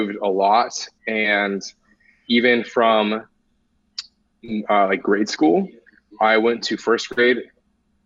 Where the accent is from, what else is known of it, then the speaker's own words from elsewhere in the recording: Newton, New Jersey, United States; now in San Diego, United States; I was in the womb in New Jersey